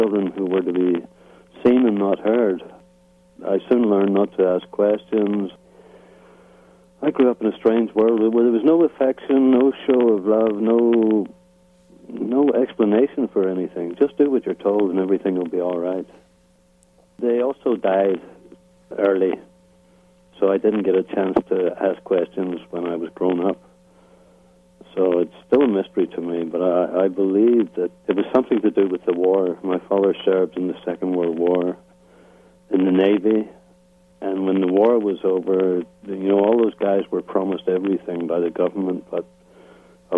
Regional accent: Belfast, Northern Ireland, United Kingdom; moved away as an adult; I grew up in Belfast, Northern Ireland, and I grew up in a very tough Protestant working class area

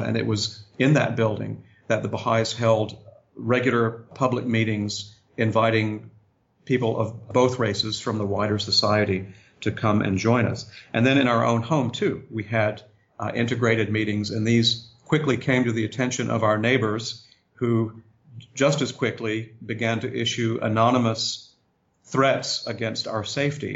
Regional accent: Augusta, Georgia, United States; moved away; also born or lived in Harrisonburg, Virginia / Wilmette, Illinois; for most of my childhood, I grew up there in Augusta, Georgia

